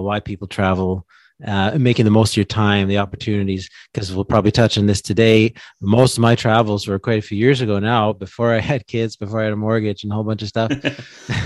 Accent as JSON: {"language": "English", "town": "Peterborough", "region": "Ontario", "country": "Canada", "tie": "born or raised there", "moved": "as an adult", "lives_now": "Quebec, Canada", "said": "I grew up in Peterborough, Ontario, which is northeast of Toronto"}